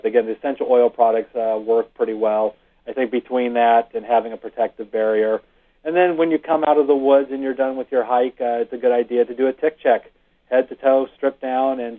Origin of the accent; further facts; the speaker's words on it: Rancho Cucamonga, California, United States; I grew up in Rancho Cucamonga, which is not far from Irvine